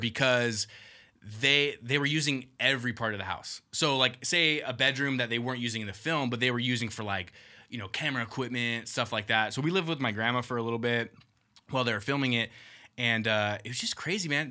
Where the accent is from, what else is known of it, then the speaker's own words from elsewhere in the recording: Whittier, California, United States; I grew up in Uptown Whittier